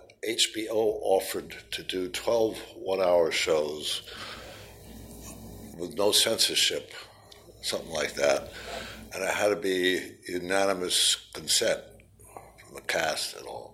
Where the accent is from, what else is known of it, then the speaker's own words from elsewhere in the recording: New York, United States; moved away as an adult; I was from New York